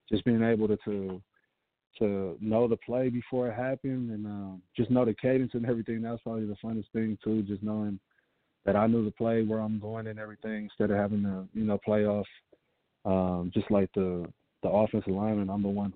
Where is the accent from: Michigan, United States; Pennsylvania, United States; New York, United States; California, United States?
California, United States; San Francisco; I'm from the Bay. I'm from San Francisco